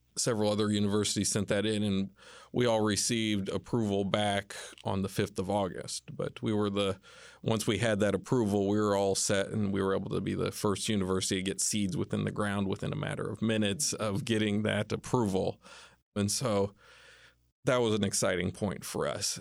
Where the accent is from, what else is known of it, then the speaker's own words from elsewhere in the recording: Indiana, United States; moved away as an adult; also born or lived in Kentucky; I grew up in Indiana, was born in Kentucky